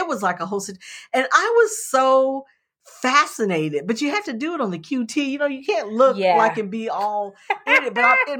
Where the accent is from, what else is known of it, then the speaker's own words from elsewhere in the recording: Ohio, United States; I grew up in Ohio